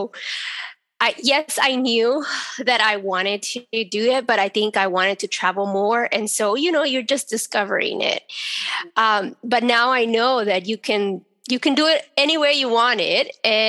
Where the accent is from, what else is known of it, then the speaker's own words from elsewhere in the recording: Texas, United States; I was born in Texas.